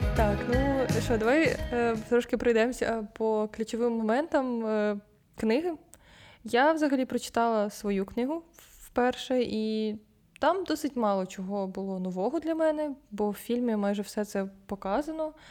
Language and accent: Ukrainian; Ukraine